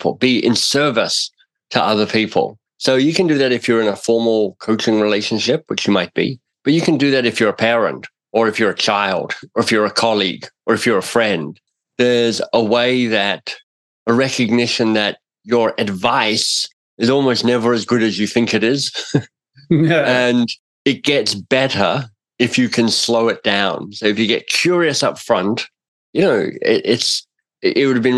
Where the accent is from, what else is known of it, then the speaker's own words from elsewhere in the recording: Australia; now in Toronto, Canada; I'm in Toronto. I'm itinerant. I'm an Australian.